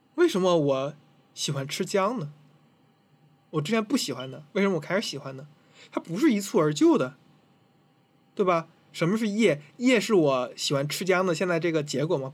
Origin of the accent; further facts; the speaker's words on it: Tianjin, China; 因为我是天津人嘛，我比较熟